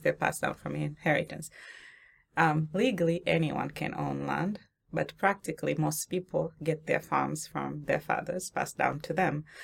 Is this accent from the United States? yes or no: no; Tanzania; moved away; I'm from Tanzania originally, right? And from the region where we grow coffee.